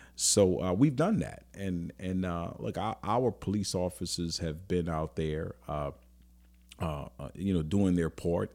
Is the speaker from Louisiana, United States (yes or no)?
yes; New Orleans, Louisiana, United States; I grew up in New Orleans